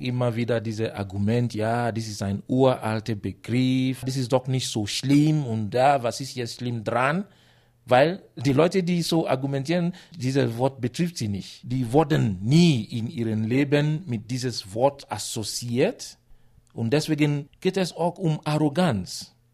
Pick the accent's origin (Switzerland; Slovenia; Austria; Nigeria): Nigeria; German is a second language; moved away as an adult; now in Munich, Germany; Ich komme aus Nigeria. Ich bin seit über sieben Jahren hier in München, in Bayern